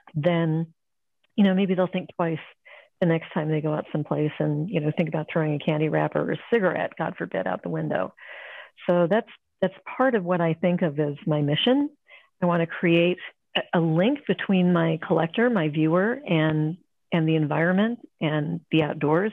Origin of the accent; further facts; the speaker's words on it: Ohio, United States; also born or lived in California; now in Arizona, United States; I grew up in Ohio. I'm a Midwestern girl